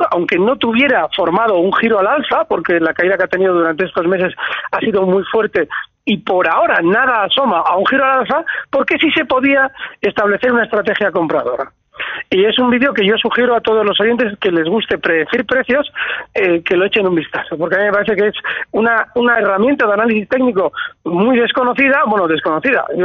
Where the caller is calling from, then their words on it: Vitoria, Basque Country, Spain; Hola, buenos días. … de Vitoria.